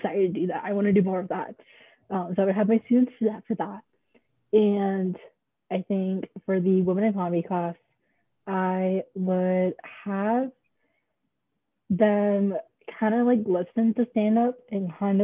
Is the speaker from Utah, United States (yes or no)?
no; Maryland, United States; I've grown up in Maryland my whole life. I was born and raised in Maryland.